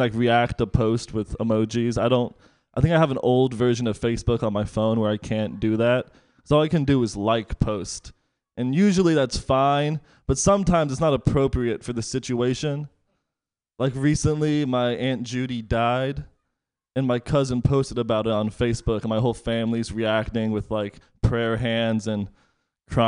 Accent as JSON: {"language": "English", "area": "East Bay", "region": "California", "country": "United States", "tie": "born or raised there", "lives_now": "Bayview, San Francisco, United States", "said": "I grew up in the East Bay"}